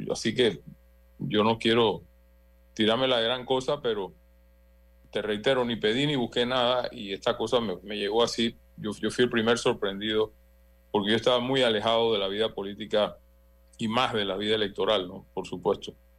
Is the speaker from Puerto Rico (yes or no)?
no; Panama